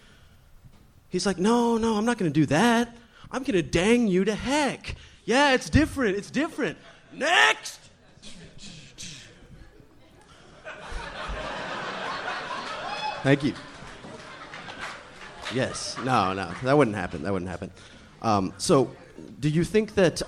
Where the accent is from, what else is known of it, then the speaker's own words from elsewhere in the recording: Austin, Texas, United States; I'm from Austin